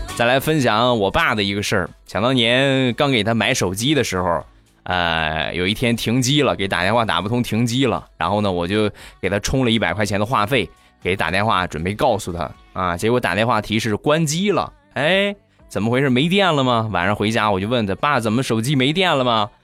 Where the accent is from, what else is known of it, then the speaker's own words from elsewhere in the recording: Rizhao, Shandong, China; 我们家乡的特产，日照绿茶